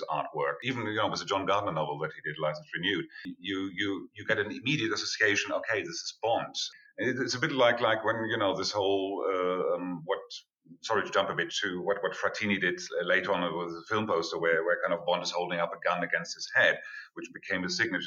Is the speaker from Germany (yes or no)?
yes; Germany; I come from Germany